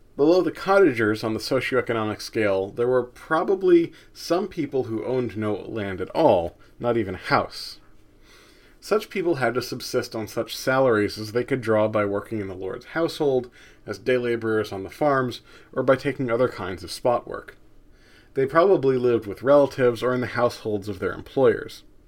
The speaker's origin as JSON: {"language": "English", "country": "United States", "said": "as an American"}